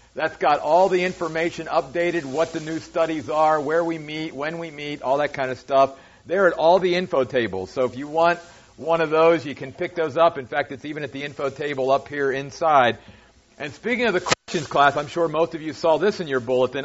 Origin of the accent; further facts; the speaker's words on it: United States; as Americans and as American Christians